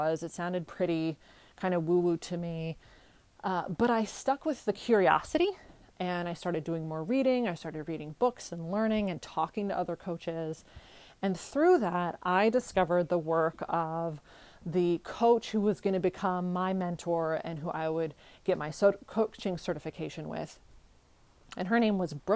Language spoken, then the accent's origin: English; California, United States; moved away as an adult; also born or lived in Bulgaria / New York; I grew up in California.